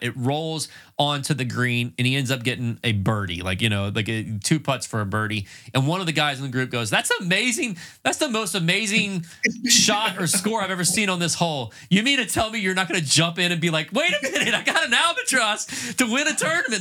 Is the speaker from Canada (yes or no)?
no; North Carolina, United States; now in Tampa, United States; I'm originally from North Carolina, went to school at up at, at uh, Appalachian State up in the mountains